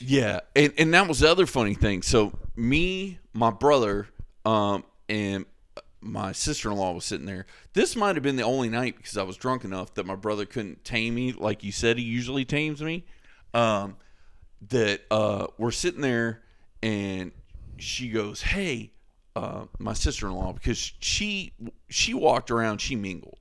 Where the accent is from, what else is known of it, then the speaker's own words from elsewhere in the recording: Florida, United States; I'm from Florida